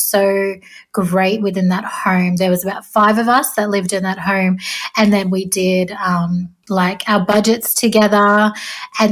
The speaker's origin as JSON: {"language": "English", "town": "Sydney", "region": "New South Wales", "country": "Australia", "tie": "born or raised there", "also_born_or_lived": "southeast Queensland", "said": "I'm a proud Jarrawal Waka Waka and Willy Willy woman from southeast Queensland, and I grew up in Western Sydney down on Dari country"}